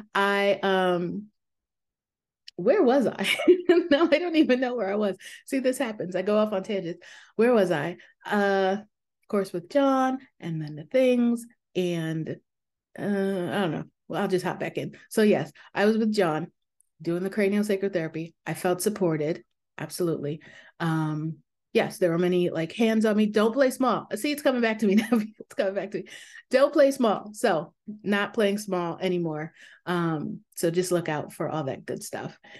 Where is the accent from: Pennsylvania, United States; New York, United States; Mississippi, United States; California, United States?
New York, United States; moved away; I am from New York